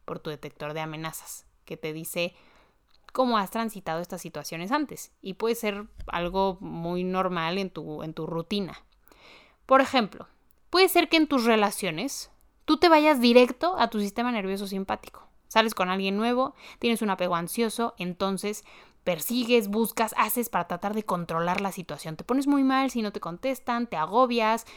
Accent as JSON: {"language": "Spanish", "country": "Mexico", "said": "en mi país, en México"}